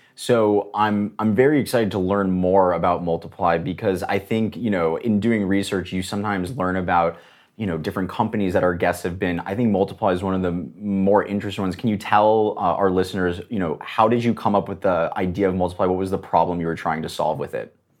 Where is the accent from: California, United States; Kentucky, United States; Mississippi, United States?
California, United States; Los Angeles; I grew up in Los Angeles